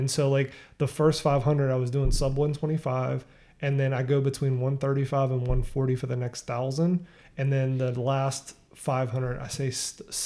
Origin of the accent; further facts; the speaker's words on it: the South, United States; we're from the South